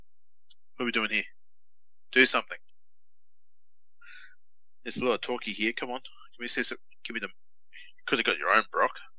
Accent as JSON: {"language": "English", "country": "Australia", "said": "we are Australian convicts."}